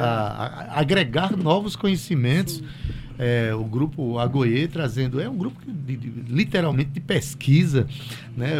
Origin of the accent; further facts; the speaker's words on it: Itabaiana, Paraíba, Brazil; Como Sivuca, como Ratinho né, que são da minha cidade, Itabaiana